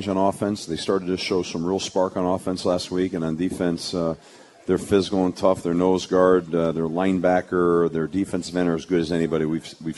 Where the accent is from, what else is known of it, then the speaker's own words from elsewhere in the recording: Connecticut, United States; I'm really proud as a Connecticut. I was born and raised in Connecticut